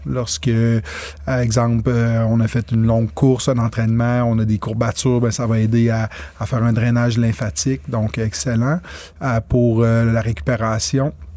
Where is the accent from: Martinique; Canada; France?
Canada; Quebec; je suis un Québécois pur laine.